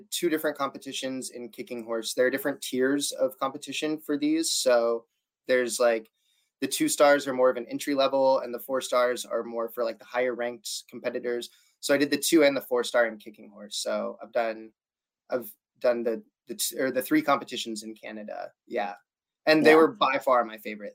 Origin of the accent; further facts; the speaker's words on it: Durango, Colorado, United States; now in Portland, United States; I live in Portland, Oregon. I'm from Durango, Colorado.